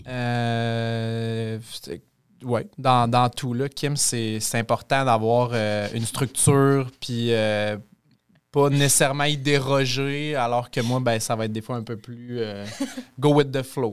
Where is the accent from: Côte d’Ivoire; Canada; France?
Canada; Quebec City, Quebec; moved away as an adult; now in Amos, Canada; je suis pas un petit gars d'Amos. Euh, je viens de Québec